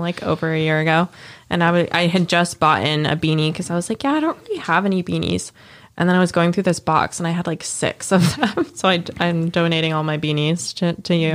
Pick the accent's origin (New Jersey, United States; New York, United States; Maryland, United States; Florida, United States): New Jersey, United States; moved away; also born or lived in Memphis; I grew up in New Jersey, but we no longer have, like, none of our family lives there anymore